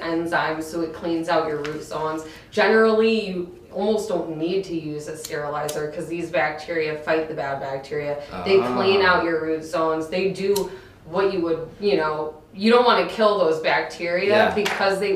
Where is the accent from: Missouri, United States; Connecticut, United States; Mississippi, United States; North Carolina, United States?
Connecticut, United States; moved away as an adult; also born or lived in California / Oregon; I'm from Connecticut originally